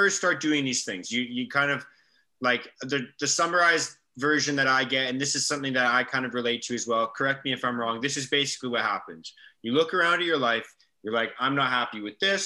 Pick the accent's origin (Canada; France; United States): Canada; My mom's from England. She moved to Canada. So I'm first generation Canadian.